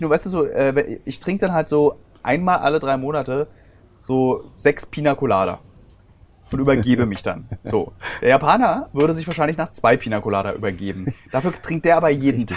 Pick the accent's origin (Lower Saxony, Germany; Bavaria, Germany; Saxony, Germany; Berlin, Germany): Berlin, Germany; Ich als Berliner habe nichts gegen Zugezogene. Meine Heimatstadt Berlin